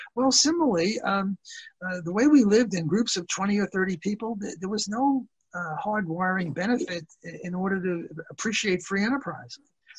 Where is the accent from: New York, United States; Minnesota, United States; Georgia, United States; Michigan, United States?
New York, United States; New York City; Because we're both from Brooklyn